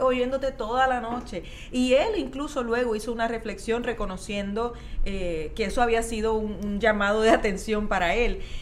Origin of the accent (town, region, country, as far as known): Puerto Rico